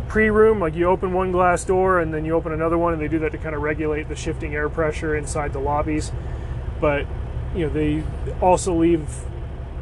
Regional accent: United States; I'm American

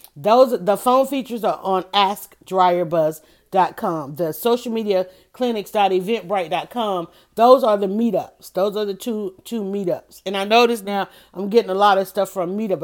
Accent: Atlanta, Georgia, United States; I was born, I was raised in Southwest Atlanta

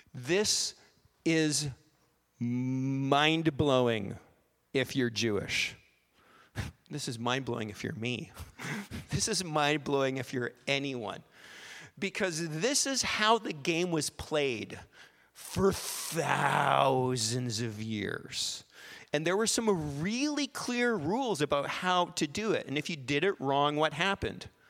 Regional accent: Canada; we're Canadian

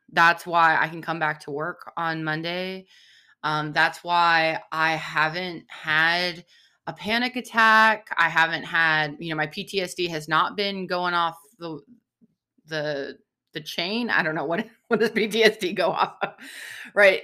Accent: San Diego, California, United States; I grew up in San Diego, like, close to the ocean

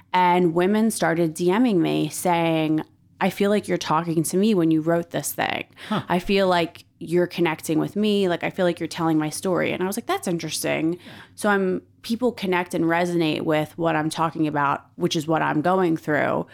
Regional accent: Philadelphia, Pennsylvania, United States; I am an East Coast girl. I grew up in Philadelphia

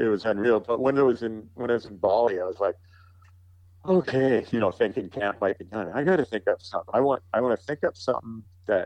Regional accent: Calgary, Alberta, Canada; I grew up with him in Calgary

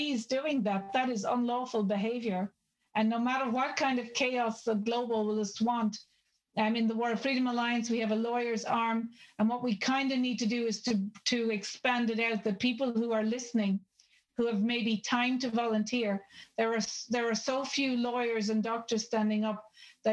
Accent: Ireland; I'm Irish

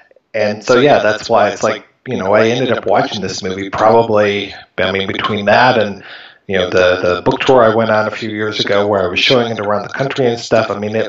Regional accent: Michigan, United States; also born or lived in Ohio; I grew up, I was born in Ohio, and then I moved up to Michigan when I was two, and so I've been here ever since.

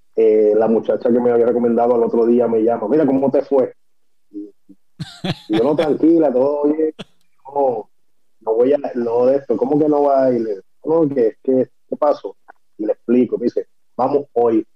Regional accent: Guaynabo, Puerto Rico; yo soy de, de Guaynabo, de Guaynabo City

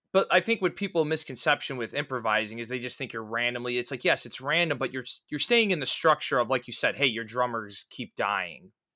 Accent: Midwest, United States; I'm a Midwesterner

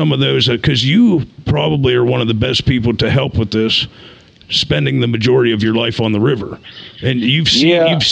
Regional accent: Altoona, Pennsylvania, United States; I grew up in Altoona

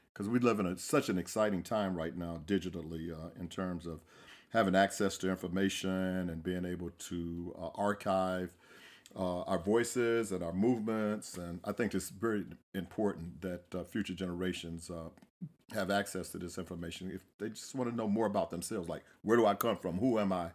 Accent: Central Florida, United States; I am from Central Florida

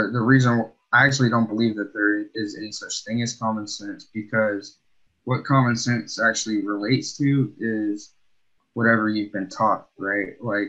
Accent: Alabama, United States; now in Pacific Northwest, United States; I'm from Alabama, I'm from the South

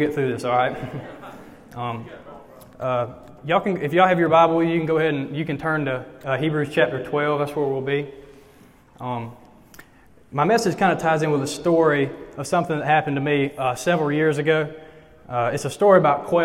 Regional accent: Eufaula, Alabama, United States; now in Troy, United States; I'm from Eufaula, the big bustling metropolis of Eufaula, Alabama

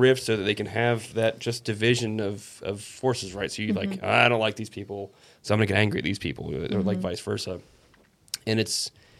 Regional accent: United States; I also am allowed to shoot guns because I'm an American

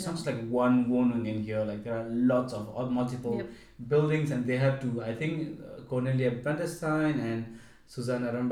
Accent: Nepal; moved away as an adult; now in Stuttgart, Germany; So I come from Nepal, and in Nepal we live with our parents.

